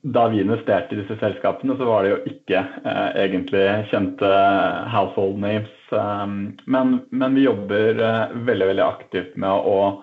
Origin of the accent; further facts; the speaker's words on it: Oslo, Norway; also born or lived in Trondheim; Jeg er øh, født og oppvokst i Oslo